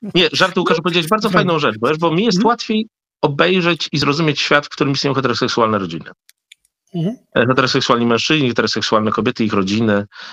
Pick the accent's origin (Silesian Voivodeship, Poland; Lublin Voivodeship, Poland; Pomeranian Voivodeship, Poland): Lublin Voivodeship, Poland; Hrubieszów; born or raised there; now in Warsaw, Poland